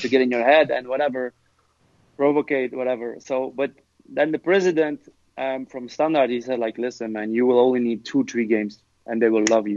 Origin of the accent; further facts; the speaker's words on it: Lokeren, Flanders, Belgium; moved away as an adult; also born or lived in Los Angeles, United States; I went to my hometown, Lokeren, and I came to the first team